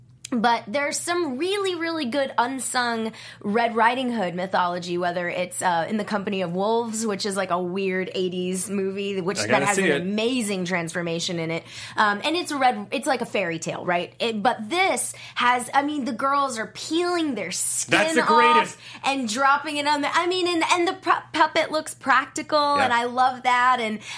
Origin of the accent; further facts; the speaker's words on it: the South, United States; I grew up in the South